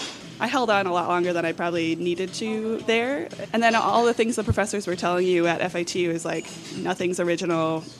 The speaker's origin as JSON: {"language": "English", "town": "Hartford", "region": "Wisconsin", "country": "United States", "moved": "as an adult", "lives_now": "Madison, United States", "said": "I'm from Hartford, Wisconsin."}